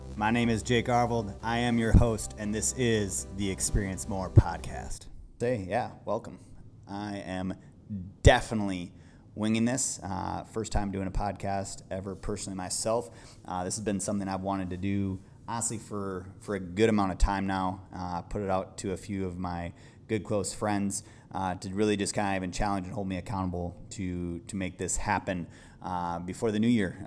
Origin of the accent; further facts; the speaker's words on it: Midwest, United States; also born or lived in Idaho; growing up in the Midwest